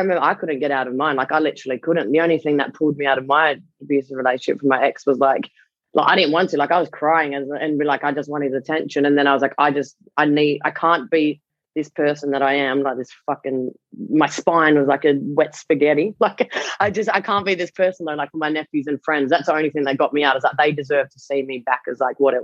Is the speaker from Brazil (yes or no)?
no; Perth, Western Australia, Australia; I grew up in Perth